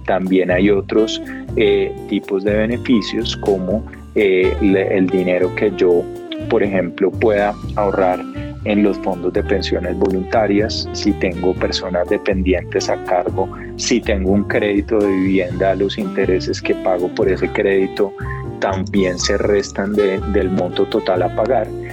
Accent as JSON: {"language": "Spanish", "country": "Colombia", "said": "todos como colombianos"}